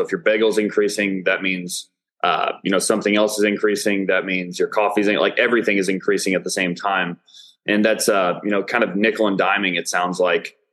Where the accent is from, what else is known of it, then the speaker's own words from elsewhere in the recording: Illinois, United States; now in Dallas, United States; I'm from Illinois, from a blue collar area.